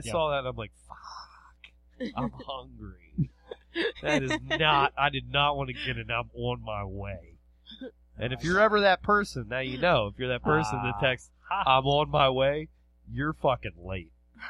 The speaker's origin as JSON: {"language": "English", "town": "Parkville", "region": "Maryland", "country": "United States", "said": "I'm from Parkville."}